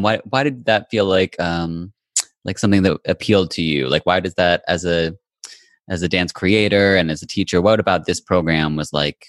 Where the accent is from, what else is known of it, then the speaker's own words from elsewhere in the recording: Kentucky, United States; moved away; having been growing up in Kentucky